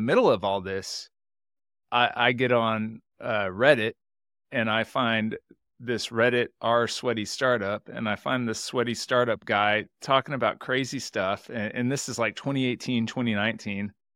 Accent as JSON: {"language": "English", "town": "Houston", "region": "Texas", "country": "United States", "tie": "born or raised there", "said": "I live in Houston, Texas. I grew up in Houston, Texas my whole life"}